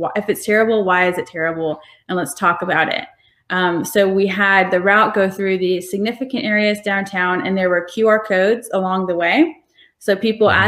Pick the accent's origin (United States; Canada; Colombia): United States; Macon, Georgia; also born or lived in Alaska / Atlanta / Illinois / Morocco; my family is actually originally from Alaska, but we moved here when I was like seven or something. So I grew up in Macon.